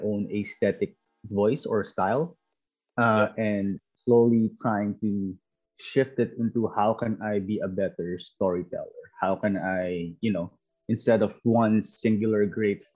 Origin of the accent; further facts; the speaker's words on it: Philippines; also born or lived in New Zealand; now in Canada; I am an immigrant. I am from the Philippines originally, and I immigrated from the Philippines to New Zealand, and then now I am in Canada, and I've been here for a year.